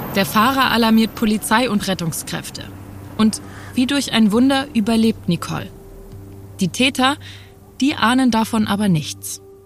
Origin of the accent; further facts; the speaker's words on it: Hamburg, Germany; als Hamburgerin